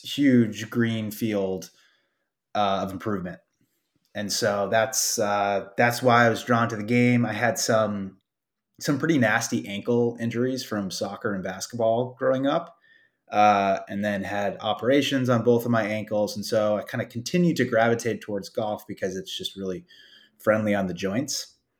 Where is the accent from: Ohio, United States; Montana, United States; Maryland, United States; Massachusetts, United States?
Massachusetts, United States; Boston; I'm from the Boston area.